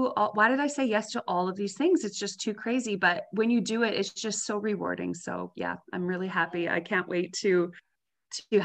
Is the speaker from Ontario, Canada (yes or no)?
no; Saskatchewan, Canada; moved away as an adult; now in Peace River, Canada; I am a Saskatchewan girl. So I grew up in Saskatchewan and lived there my whole life, like eight until 18, my whole, you know, childhood and all through my school years